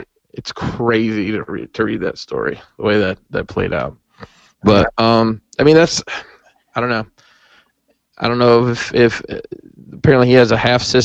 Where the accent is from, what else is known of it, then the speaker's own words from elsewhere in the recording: Huntsville, Alabama, United States; I grew up in North Alabama, in Huntsville, Alabama.